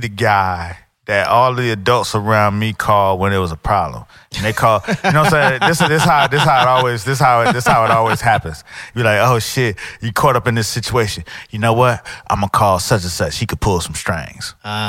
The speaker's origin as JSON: {"language": "English", "town": "Miami", "region": "Florida", "country": "United States", "tie": "born or raised there", "said": "I grew up in Miami."}